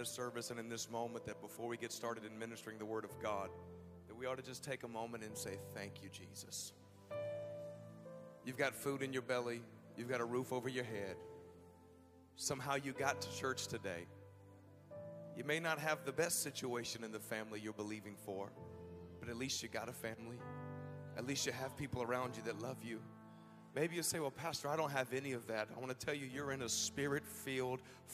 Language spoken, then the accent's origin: English; Nashville, Tennessee, United States; also born or lived in Atlanta, Georgia / Decatur, Georgia; I'm from Nashville, Tennessee